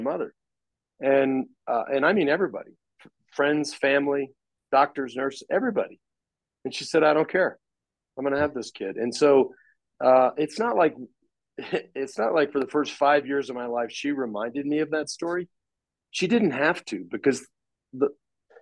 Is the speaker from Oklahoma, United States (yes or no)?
no; Dallas, Texas, United States; now in Austin, United States; we grew up in Dallas